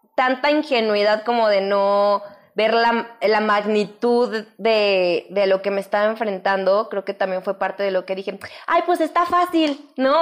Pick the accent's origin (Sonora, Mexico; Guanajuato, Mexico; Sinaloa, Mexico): Guanajuato, Mexico; León; moved away as an adult; now in Mexico City, Mexico; ya vine del León con todas mis chivas y aquí estoy